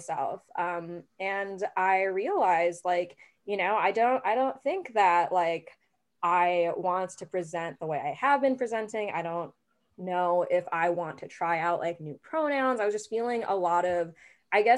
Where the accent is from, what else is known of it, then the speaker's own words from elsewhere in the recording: Midwest, United States; also born or lived in St. Louis, Missouri / Kansas City / Kansas; now in Chicago, United States; I grew up in the Midwest, I grew up in St. Louis, and I grew up in Kansas City. And growing up in Kansas was really difficult